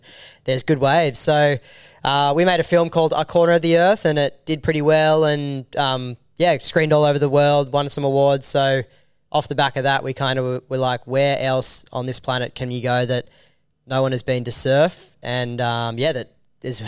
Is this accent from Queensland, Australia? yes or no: no; Avalon Beach, New South Wales, Australia; we grew up in Avalon Beach, which is, like, the safest, perfect